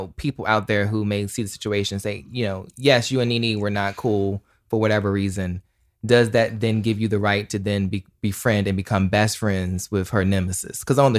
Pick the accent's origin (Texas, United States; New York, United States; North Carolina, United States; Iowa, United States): North Carolina, United States; I'm from North Carolina, so, you know, it comes out.